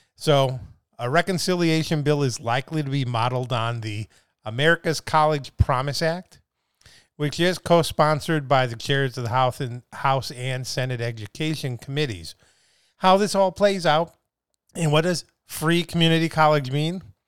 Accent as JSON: {"language": "English", "region": "Midwest", "country": "United States", "moved": "yes", "lives_now": "California, United States", "said": "I'm from the Midwest"}